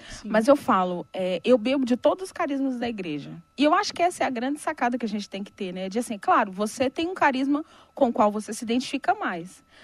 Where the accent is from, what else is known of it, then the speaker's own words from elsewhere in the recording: Minas Gerais, Brazil; now in Brasília, Brazil; E tentei entrar no grupo de oração, porque lá em Minas eu era do grupo de oração, né? Eu não sou de Brasília, né?